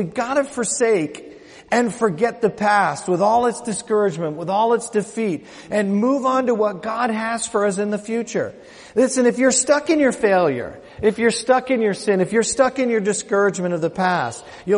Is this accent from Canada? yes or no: yes; Canada; I'm from Canada